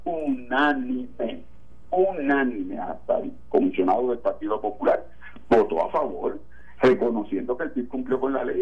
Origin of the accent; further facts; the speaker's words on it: Puerto Rico; lo que somos puertorriqueños